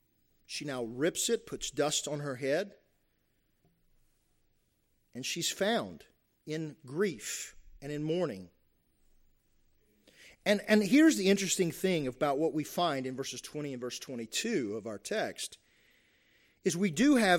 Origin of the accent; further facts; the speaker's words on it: Kentucky, United States; You have cultures, the cultures that I grew up in Eastern Kentucky and the Appalachia, right, where still a lot of honor, shame going on there, right?